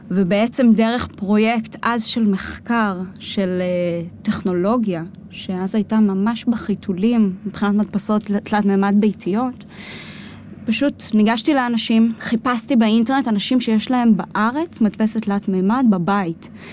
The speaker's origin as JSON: {"language": "Hebrew", "country": "Israel", "tie": "born or raised there", "also_born_or_lived": "United States", "said": "נולדתי בכלל בארצות הברית, ההורים שלי גרו שם תקופה של עשר שנים. אה, אני נולדתי שם באמצע, והחזרה לחזור לארץ"}